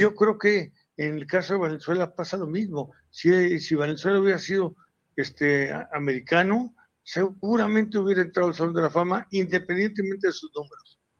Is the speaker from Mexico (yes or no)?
yes; Mexico; como mexicano